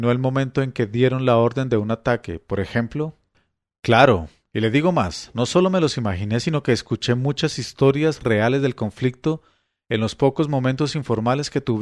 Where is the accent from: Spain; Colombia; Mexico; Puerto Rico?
Colombia; Eran momentos en que uno se reafirmaba como colombiano y entendía que aunque teníamos enormes diferencias y las seguimos teniendo, todos somos colombianos.